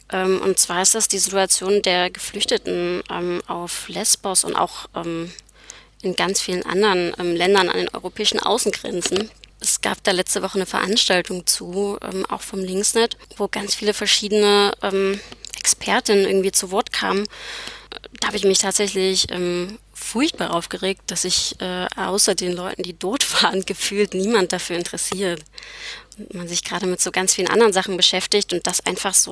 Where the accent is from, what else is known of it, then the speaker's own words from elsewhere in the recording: Leipzig, Saxony, Germany; also born or lived in Erfurt; Und komme, ich komme eigentlich aus Leipzig und war jetzt aber ganz lange in Erfurt ähm, und habe dort studiert.